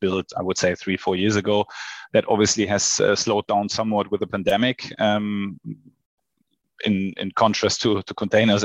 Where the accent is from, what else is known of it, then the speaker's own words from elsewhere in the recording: Hamburg, Germany; also born or lived in Sydney / Shanghai; I was born in Hamburg. I grew up in Hamburg, and now I live in Hamburg with my family.